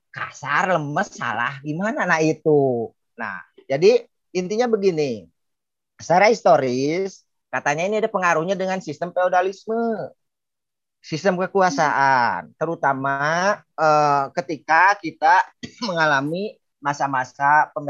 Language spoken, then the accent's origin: Indonesian; West Java, Indonesia; kita orang Sunda men ingin mencari misalkan kisah sejarah di Lontar